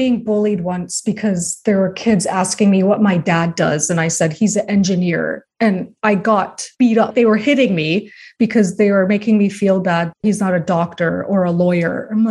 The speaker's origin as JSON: {"language": "English", "country": "Canada", "tie": "born or raised there", "also_born_or_lived": "United States", "said": "So my background is I'm Persian, but I was born in the States, but I've grown up my whole life in Canada."}